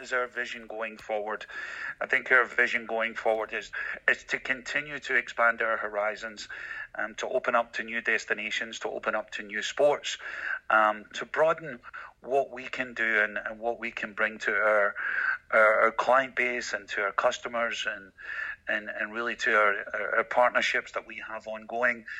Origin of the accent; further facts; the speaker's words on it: Glasgow, Scotland, United Kingdom; moved away; as a 12-year-old high school student in Scotland, in Glasgow, Scotland, growing up in Glasgow